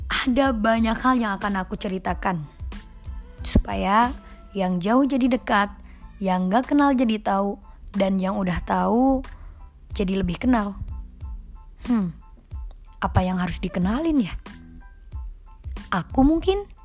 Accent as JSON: {"language": "Indonesian", "town": "Subang", "region": "West Java", "country": "Indonesia", "tie": "born there", "lives_now": "Bandung, Indonesia", "said": "Aku lahir di Subang tanggal 2 April 2000 hari Minggu."}